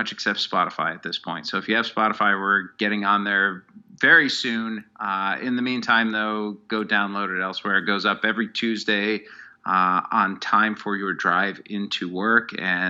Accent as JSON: {"language": "English", "town": "Cleveland", "region": "Ohio", "country": "United States", "tie": "born or raised there", "also_born_or_lived": "Syracuse, New York / Fresno, California / Kansas City", "moved": "as an adult", "said": "I grew up in Cleveland"}